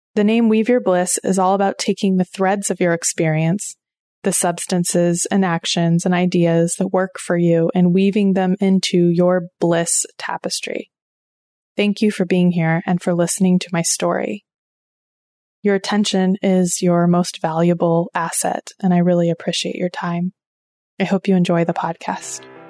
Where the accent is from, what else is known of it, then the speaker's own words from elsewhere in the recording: Oklahoma, United States; now in Maine, United States; I grew up in Oklahoma, and my family goes back at least four generations on both sides